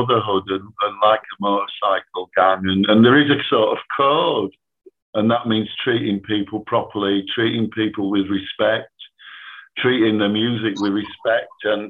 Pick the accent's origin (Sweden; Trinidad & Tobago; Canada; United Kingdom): United Kingdom; Leeds, Yorkshire and the Humber; I'm from Leeds